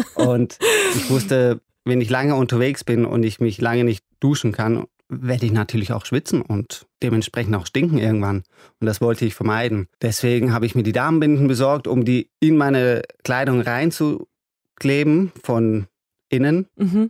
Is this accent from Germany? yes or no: yes; Germany; first language German; also born or lived in Iran; Ich bin hier ganz normal zur Schule gegangen. Deutschland ist mein Mutterland oder mein Vaterland, würde ja. ich sagen. Auch äh, Deutsch ist meine Muttersprache